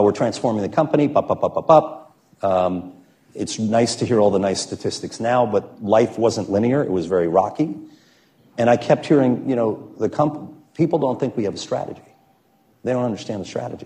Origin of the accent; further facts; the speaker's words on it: United States; also born or lived in New York; now in Chicago, United States; I'm from New Jersey and New York.